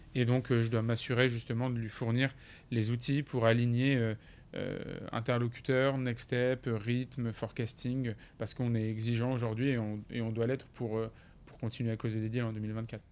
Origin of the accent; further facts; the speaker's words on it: France; on est des Français